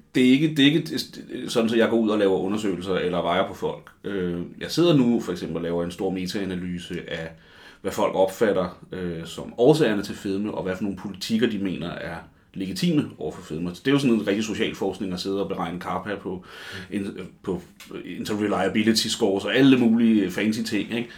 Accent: Copenhagen, Capital Region of Denmark, Denmark; jeg er sådan en rigtig københavner

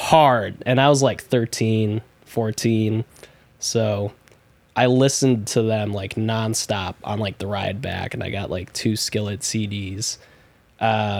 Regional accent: Chicago, Illinois, United States; also born or lived in Des Plaines, Illinois; I was born and raised in Chicago, then moved out to Des Plaines and lived there for God knows how long, like more than half of my life at this point

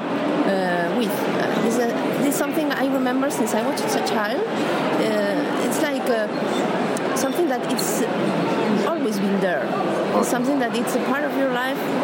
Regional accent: Barcelona, Catalonia, Spain; From Barcelona. Barcelona. From Spain

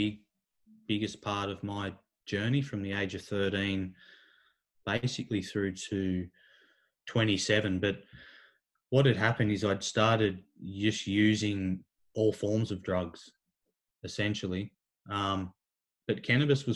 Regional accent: Kincumber, New South Wales, Australia; also born or lived in Warwick Farm, Sydney; I'd come back to my hometown, Kincumber

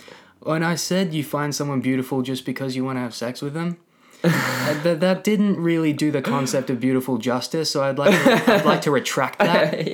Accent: Australia; we're Australian. We've been to the beach hundreds of times, right?

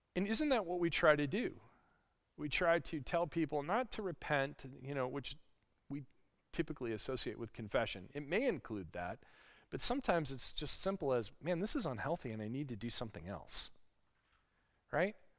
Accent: Lake Michigan, Midwest, United States; I grew up on Lake Michigan

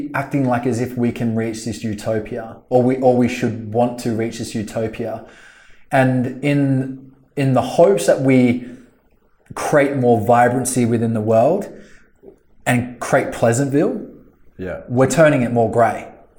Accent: Australia; Well, again, we're Australian, so I mean

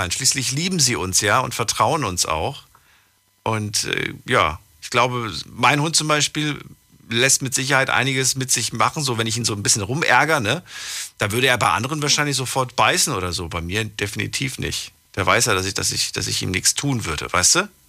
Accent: Stuttgart area, Baden-Württemberg, Germany; Raum Stuttgart.

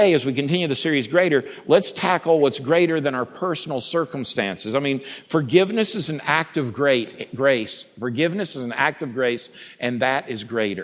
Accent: United States; accent: Bubba; I'm American, and I can only speak fluent Bubba.

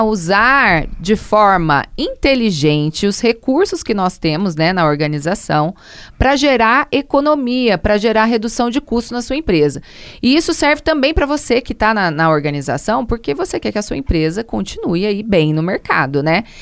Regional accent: Brazil; enquanto brasileiro mesmo

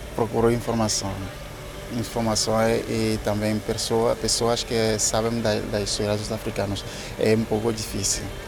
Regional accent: Togo; Portuguese is a second language; moved away as an adult; also born or lived in Seville, Spain / Germany; now in Lisbon, Portugal; sou de Togo

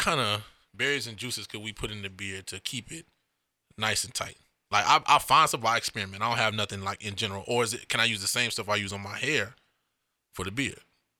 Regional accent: Florida, United States; growing up in Florida

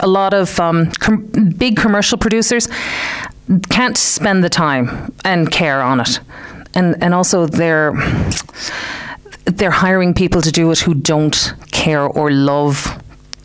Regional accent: Clare, Munster, Ireland; born or raised there; moved away as an adult; also born or lived in Detroit, United States; now in West Limerick, Ireland

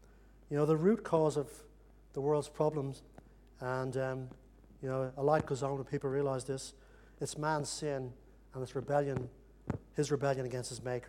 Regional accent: Ireland; You know, when I grew up in Ireland, there was an intense hatred between both sides in the conflict there

